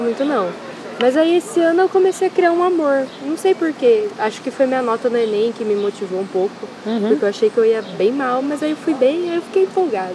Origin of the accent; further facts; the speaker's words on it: Itirapina, São Paulo, Brazil; eu sou de Tirapina